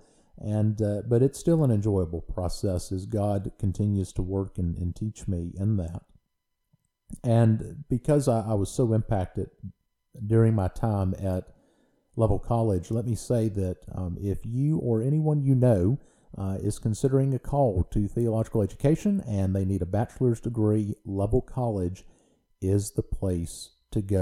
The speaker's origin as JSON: {"language": "English", "region": "Louisiana", "country": "United States", "tie": "born or raised there", "moved": "as an adult", "lives_now": "Mississippi, United States", "said": "I grew up in Louisiana, and I am a Louisiana boy through and through."}